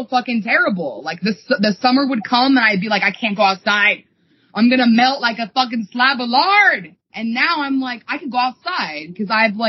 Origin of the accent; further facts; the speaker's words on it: East Coast, United States; we grew up on the East Coast